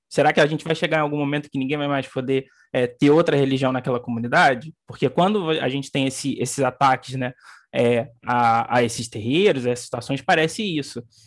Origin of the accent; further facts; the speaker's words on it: Barra do Piraí, Rio de Janeiro, Brazil; moved away as an adult; now in Rio de Janeiro, Brazil; eu não cresci no Rio de Janeiro, eu cresci no, no interior do estado, em Barra do Piraí. É, cheguei aqui só em, em dois mil e dez